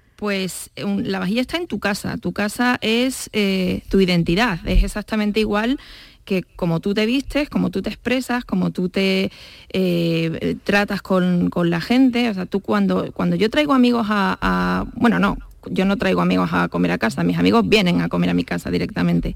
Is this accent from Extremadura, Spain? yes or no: yes; Badajoz, Extremadura, Spain; yo soy de Badajoz